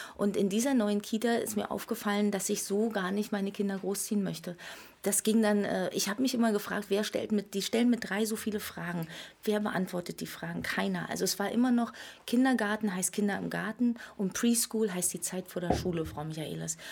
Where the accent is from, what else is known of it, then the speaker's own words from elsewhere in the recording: Berlin, Germany; ich bin in der DDR geboren, in Pankow übrigens, und äh, habe hier viele Jahre gelebt